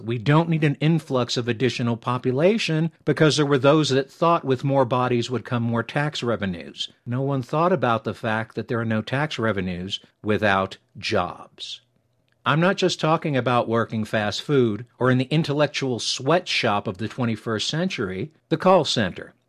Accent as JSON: {"language": "English", "region": "New York", "country": "United States", "moved": "yes", "lives_now": "Colorado Springs, United States", "said": "I'm originally from New York"}